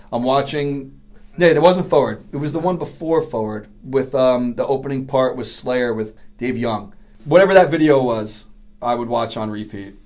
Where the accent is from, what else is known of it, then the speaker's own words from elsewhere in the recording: New York City, New York, United States; I grew up in Queens